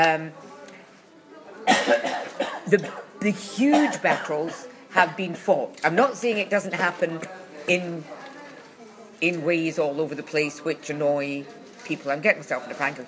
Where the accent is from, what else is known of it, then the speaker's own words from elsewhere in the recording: Glasgow, Scotland, United Kingdom; I come from Glasgow